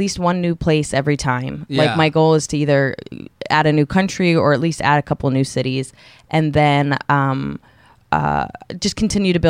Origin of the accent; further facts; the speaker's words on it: New York City, New York, United States; I'm pretty much a New Yorker